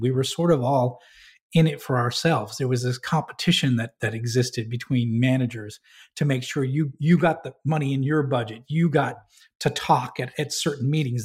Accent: New Hampshire, United States; moved away; I grew up in New Hampshire

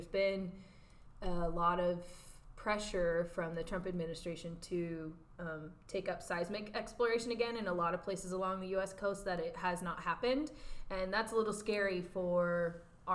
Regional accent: Portland, Oregon, United States; now in California, United States; growing up in the Portland metro area

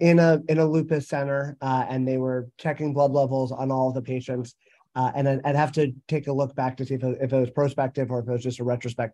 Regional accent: New Jersey, United States; from New Jersey.

